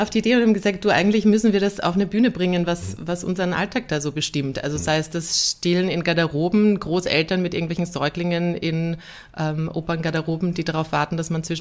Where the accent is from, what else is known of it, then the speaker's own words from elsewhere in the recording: Vienna, Austria; also ein Kind und eine Familie, das will ich in Wien, in meiner Heimatstadt